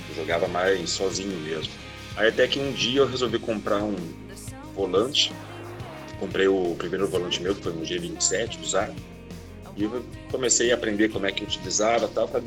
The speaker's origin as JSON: {"language": "Portuguese", "town": "Curitiba", "region": "Paraná", "country": "Brazil", "tie": "born there", "also_born_or_lived": "Macaé", "lives_now": "Rio de Janeiro, Brazil", "said": "atualmente moro no Rio de Janeiro, mas já rodei muito o Brasil aí, nasci em Curitiba, na verdade, rodei no Paraná, já morei em Macaé, no estado do Rio"}